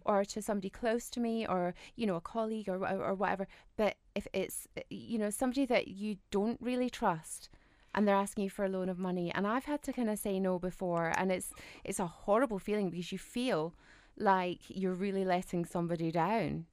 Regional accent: United Kingdom; us Brits

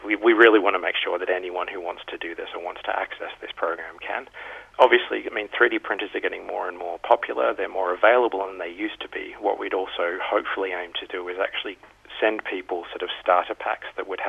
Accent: Australia; moved away; I'm from Australia originally

